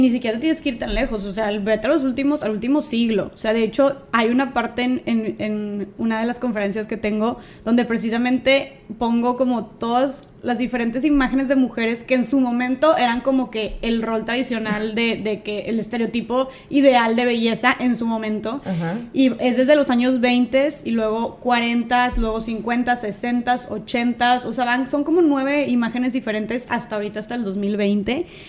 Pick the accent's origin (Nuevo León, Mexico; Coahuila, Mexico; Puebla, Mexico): Nuevo León, Mexico; Monterrey; soy de aquí de Monterrey